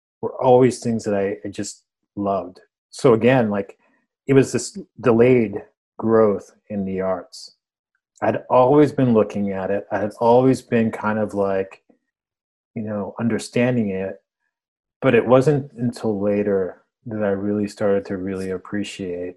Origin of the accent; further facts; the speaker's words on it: United States; first language Spanish; English is a second language; I was born in the States, but I didn't speak English